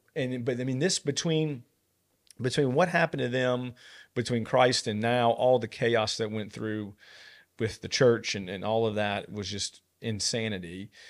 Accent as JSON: {"language": "English", "country": "United States", "said": "I'm an American"}